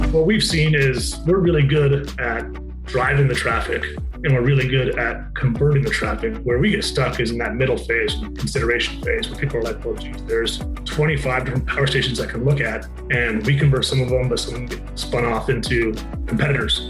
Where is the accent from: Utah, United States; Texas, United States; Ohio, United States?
Utah, United States; moved away as an adult; I'm from Utah originally